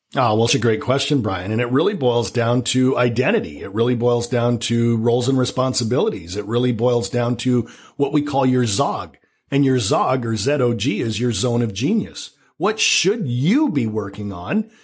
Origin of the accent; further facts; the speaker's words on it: Canada; accent: Canadian; now in Vancouver, Canada; I'm Canadian. You might detect a little bit of a Canadian accent